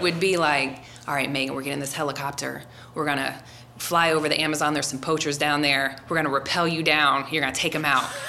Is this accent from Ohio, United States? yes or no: yes; Forest Park, Ohio, United States; moved away; also born or lived in Colorado; I grew up in Forest Park, and that was one of the suburbs of Cincinnati